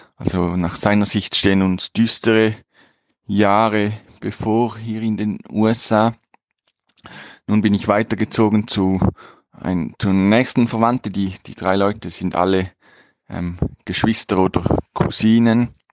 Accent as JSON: {"language": "German", "country": "Switzerland", "moved": "as an adult", "said": "ich komme aus der Schweiz"}